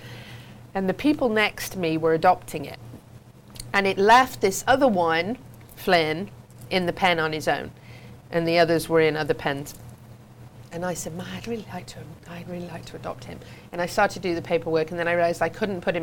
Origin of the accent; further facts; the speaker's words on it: England, United Kingdom; moved away; I grew up in the English riding world